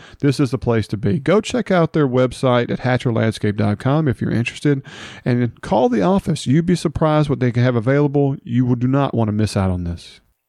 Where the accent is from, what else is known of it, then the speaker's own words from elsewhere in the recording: Hernando, Mississippi, United States; now in Olive Branch, United States; I'm from Hernando, and I stay in Olive Branch